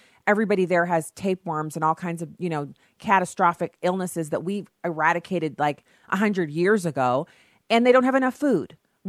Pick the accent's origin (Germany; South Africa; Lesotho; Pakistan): Germany; the way it was when I was growing up in Germany.